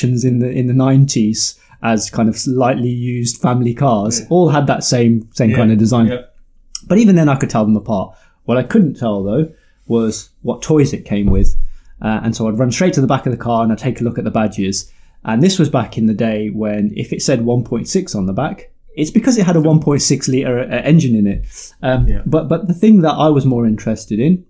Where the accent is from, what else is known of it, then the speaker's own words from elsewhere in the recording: the Midlands, England, United Kingdom; I'm from the Midlands, and in the Midlands, we had something called the Bargain Pages